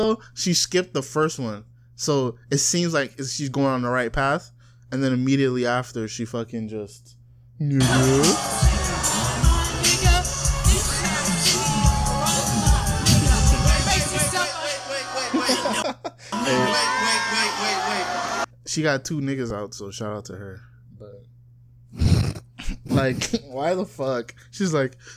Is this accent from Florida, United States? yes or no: yes; South Florida, United States; growing up in South Florida